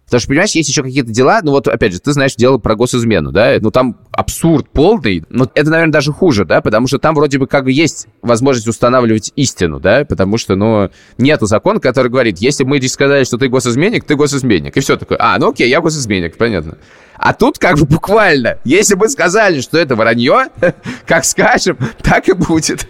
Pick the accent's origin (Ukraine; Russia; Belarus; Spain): Russia; moved away; я из России.